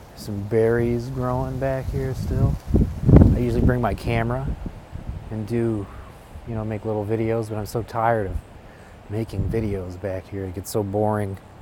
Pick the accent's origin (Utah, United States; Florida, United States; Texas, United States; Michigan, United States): Michigan, United States; Taylor; in my hometown, which is a suburban city called Taylor.